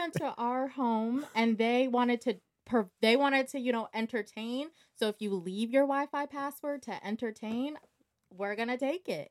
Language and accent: English; Montgomery County, Maryland, United States; I'm from Montgomery County, Maryland